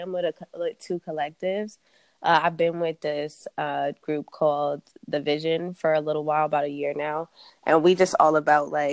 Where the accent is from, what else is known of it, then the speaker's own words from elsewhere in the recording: Long Island, New York, United States; now in Los Angeles, United States; I'm from New York. I'm from Long Island, but I live in LA now.